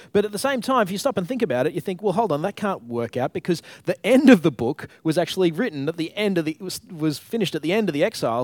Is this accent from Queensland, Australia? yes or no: yes; Queensland, Australia; moved away as an adult; now in Tasmania, Australia; I grew up in Queensland